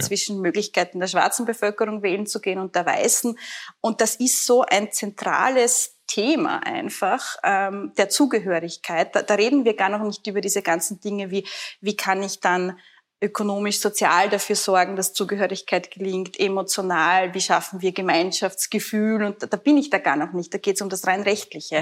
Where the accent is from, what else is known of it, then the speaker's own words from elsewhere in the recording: Burgenland, Austria; ich selber bin ja Burgenländerin